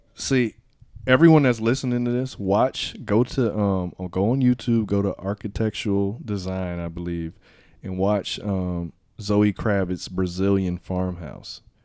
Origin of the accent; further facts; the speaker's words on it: Miami, Florida, United States; moved away; also born or lived in Bahamas; I'm from Miami.